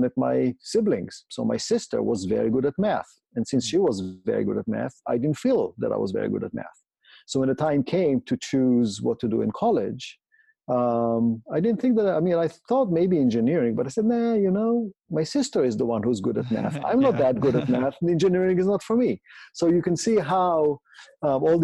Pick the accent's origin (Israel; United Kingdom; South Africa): Israel; I grew up in Israel, went to the public system there